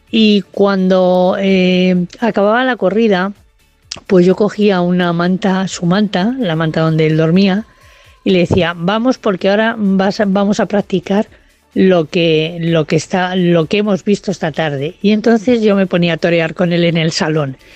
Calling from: Madrid, Community of Madrid, Spain; Hola, buenas noches. … de Madrid.

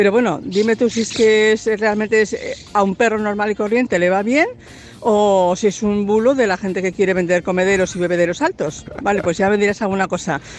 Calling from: Cornellà de Llobregat, Catalonia, Spain

